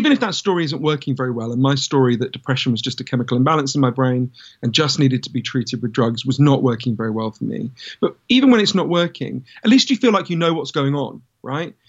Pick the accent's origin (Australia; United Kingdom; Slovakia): United Kingdom; London; I grew up in London.